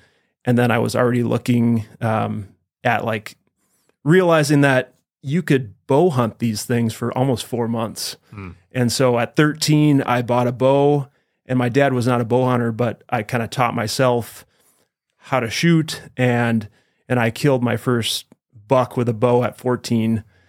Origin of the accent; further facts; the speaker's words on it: Wisconsin, United States; moved away as an adult; now in Idaho, United States; I'm actually from Wisconsin.